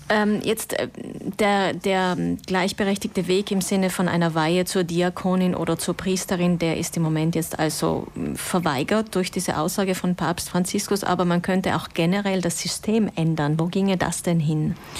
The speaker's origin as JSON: {"language": "German", "area": "South Tyrol", "region": "Trentino-Alto Adige", "country": "Italy", "said": "so wie die katholische Männerbewegung bei uns in Südtirol"}